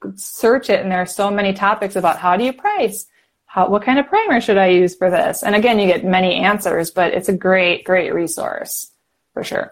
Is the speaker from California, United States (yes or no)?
no; Wisconsin, United States; I'm from Wisconsin